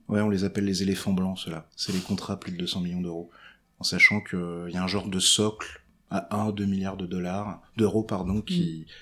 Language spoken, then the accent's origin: French; Breton, Brittany, France; je suis breton